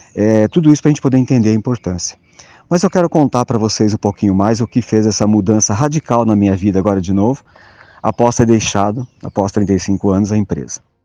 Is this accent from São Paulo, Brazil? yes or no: yes; interior of São Paulo, Brazil; Eu, eu sou do interior de São Paulo, nasci numa cidade muito pequena, 12 mil habitantes